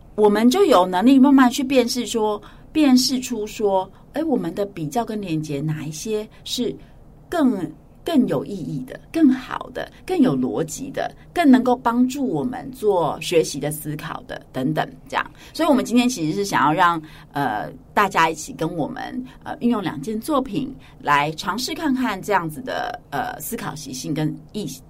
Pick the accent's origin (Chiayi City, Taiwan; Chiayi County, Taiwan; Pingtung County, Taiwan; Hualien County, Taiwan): Hualien County, Taiwan; moved away as an adult; now in New Taipei, Taiwan; 我从小就是在华联长大